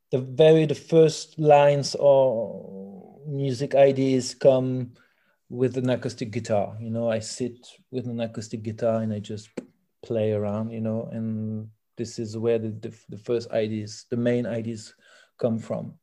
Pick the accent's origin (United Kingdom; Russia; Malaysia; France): France; first language French; English is a second language; now in Belgium; I'm fr- I'm French from France